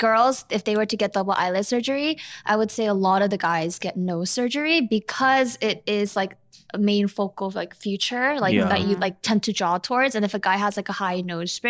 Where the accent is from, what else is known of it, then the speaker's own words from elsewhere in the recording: South Korea; English is a second language; I'm from Korea. I was born and raised in Korea